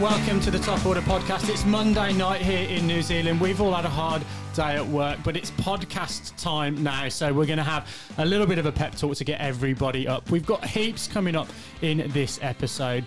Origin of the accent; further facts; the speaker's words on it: England, United Kingdom; as an English fan